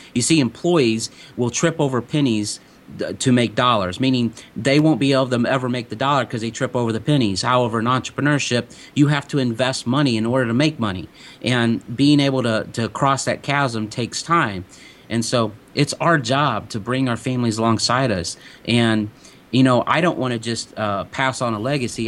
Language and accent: English; De Soto, Missouri, United States; growing up in DeSoto, Missouri